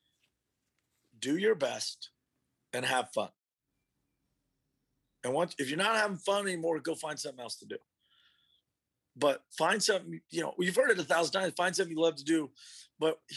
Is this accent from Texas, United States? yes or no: yes; Austin, Texas, United States; growing up in Austin, as my father's son, I just wanted to go to UT